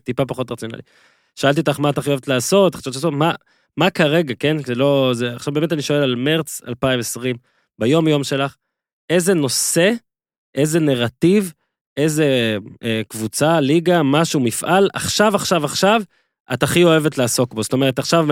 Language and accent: Hebrew; Northern District, Israel; moved away; כשגדלתי בצפון